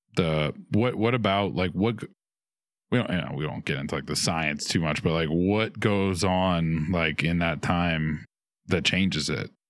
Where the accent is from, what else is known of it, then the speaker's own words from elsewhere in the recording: New Orleans, Louisiana, United States; I'm from New Orleans, much bigger